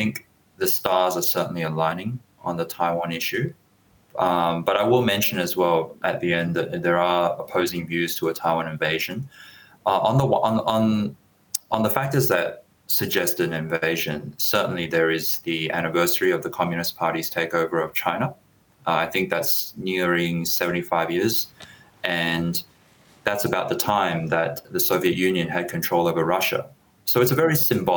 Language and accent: English; Australia; I'm speaking from the Australian perspective.